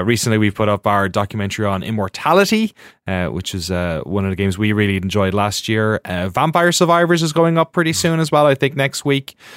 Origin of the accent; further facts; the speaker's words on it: Ireland; moved away as an adult; now in United States; growing up in Ireland, watching GameSpot at home